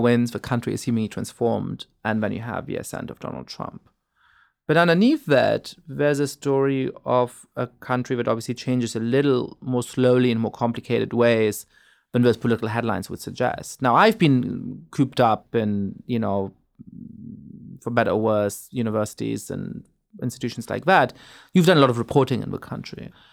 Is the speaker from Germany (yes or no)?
yes; Germany; moved away as an adult; also born or lived in England / New York / France / East Coast, United States; now in United States; I grew up in Germany and then went to college in England